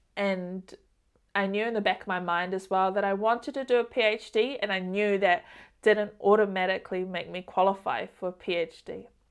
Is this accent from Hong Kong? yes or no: no; Auckland, New Zealand; also born or lived in Samoa; I wanted to come back home to New Zealand and Auckland, which is where I'm from